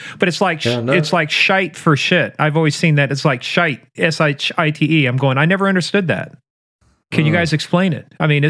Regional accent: United States; I'm an American.

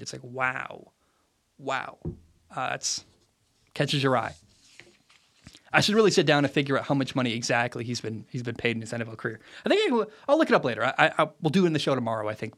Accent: Portland, Oregon, United States; moved away; I grew up in Portland, Oregon, so I've got a lot of family ties there, and um, it's a city that doesn't feel like home anymore.

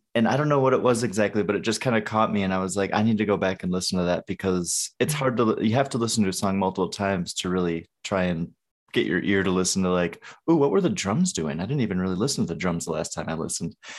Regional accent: northern Wisconsin, United States; I'm from northern Wisconsin.

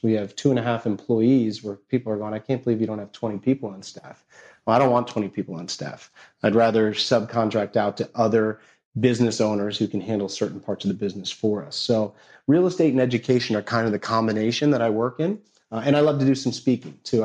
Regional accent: New Jersey, United States; I grew up in North Jersey.

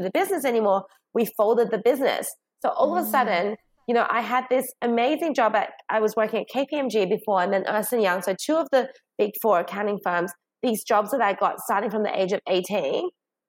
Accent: Sydney, New South Wales, Australia; also born or lived in China; We moved from China to Australia when I was 8.

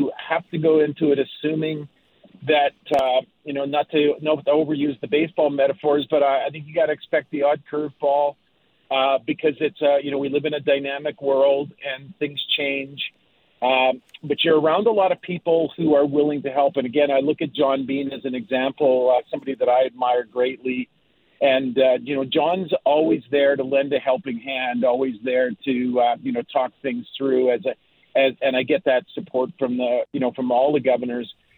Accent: Winnipeg, Manitoba, Canada; since I was a kid growing up in Winnipeg

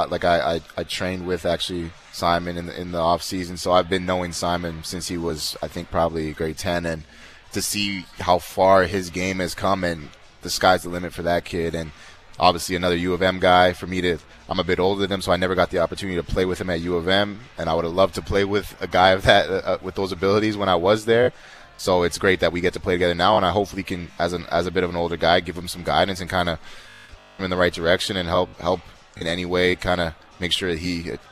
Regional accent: Canada; But um, yeah, man, being a being a Canadian is great.

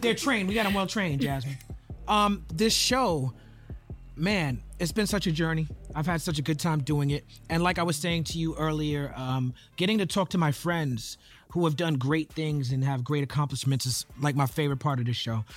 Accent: New York City, New York, United States; I grew up in Brooklyn

